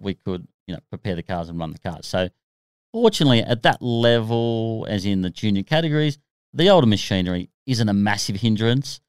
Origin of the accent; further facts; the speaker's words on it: Australia; being an Aussie